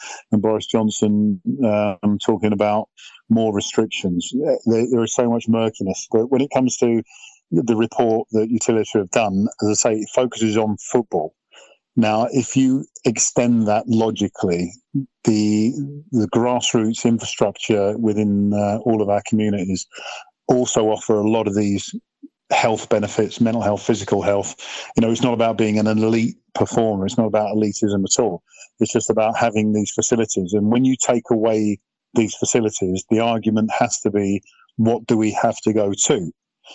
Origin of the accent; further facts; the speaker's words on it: Welwyn Garden City, East of England, United Kingdom; My upbringing was courtesy of playing at under-10 level in Welling Garden with my mates